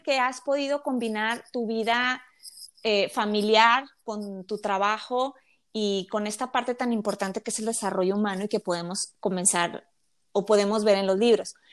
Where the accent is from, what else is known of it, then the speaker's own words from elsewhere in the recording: Mexico; yo soy mexicana